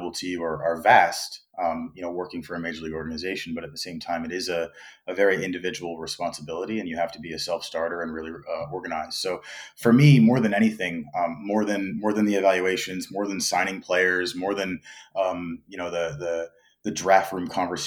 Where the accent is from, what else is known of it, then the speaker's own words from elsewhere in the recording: New York, United States; moved away as an adult; now in South Korea; I was born and raised in New York